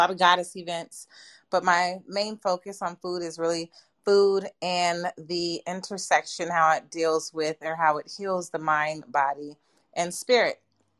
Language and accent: English; California, United States; I am a native, like 2-3 generations native California. My family's been here 3 generations